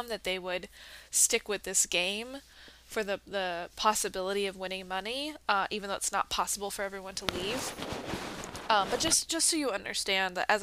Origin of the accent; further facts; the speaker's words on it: United States; I played that as a child growing up in America.